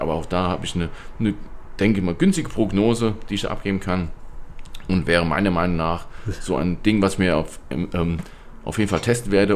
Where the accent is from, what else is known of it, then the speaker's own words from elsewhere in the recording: Germany; Bei uns in Deutschland